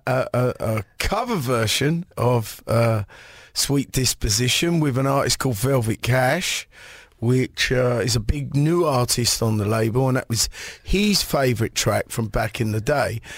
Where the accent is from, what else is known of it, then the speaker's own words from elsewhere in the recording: England, United Kingdom; growing up in England